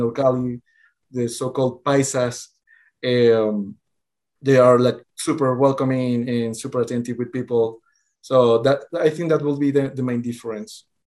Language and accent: English; Venezuela; moved away as an adult; also born or lived in Colombia; now in Bogota, Colombia; I was born in Venezuela, but currently I'm living in Colombia